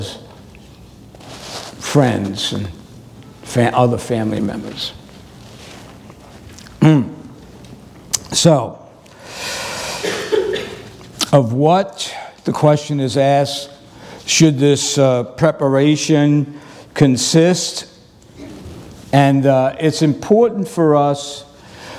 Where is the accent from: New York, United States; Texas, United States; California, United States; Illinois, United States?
New York, United States; New York City; moved away; growing up in New York City